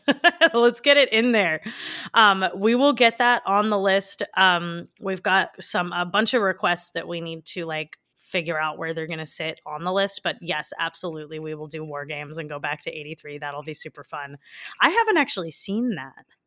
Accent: Canada; Since I'm from Canada, growing up, we, we honestly didn't learn much about our First Nations people

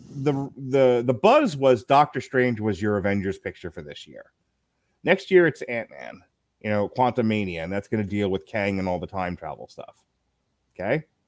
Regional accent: United States; as Americans, being American Americans

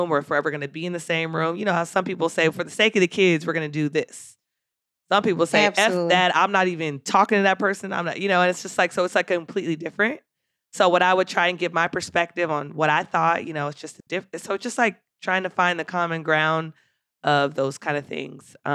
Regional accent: Philadelphia, Pennsylvania, United States; also born or lived in California; growing up in Philadelphia, uh, Philadelphia has like a, a very Muslim influence.

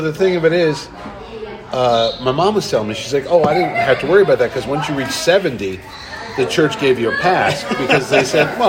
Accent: Connecticut, United States; my home state, Hartford

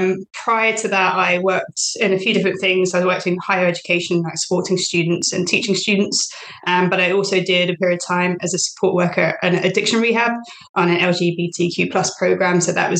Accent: United Kingdom; also born or lived in Thailand; I'm British born. I'm currently based in the UK as well, a queer educator.

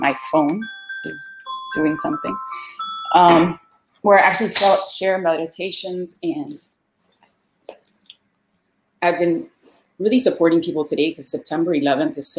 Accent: Miami, Florida, United States; Born and raised in Miami. Actually born in Hialeah, which is part of Miami. But I've lived here my whole life

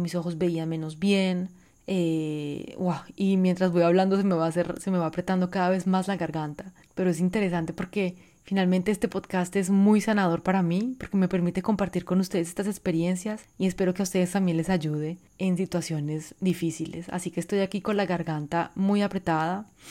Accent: Colombia; moved away; also born or lived in France; yo que crecí tanto, bueno, viví tanto tiempo en Francia, siendo inmigrante colombiana

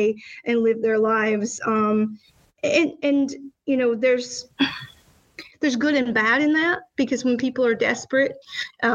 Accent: Alabama, United States; now in New Jersey, United States; growing up in Alabama

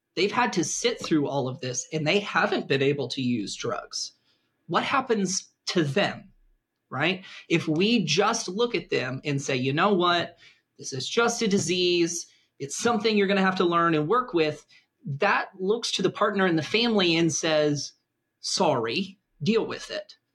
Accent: the American South, United States; I'm from the American South

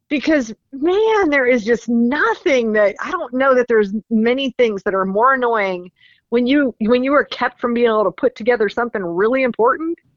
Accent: Rutherfordton, North Carolina, United States; I mean, that's my hometown track up here in Rutherfordton, North Carolina.

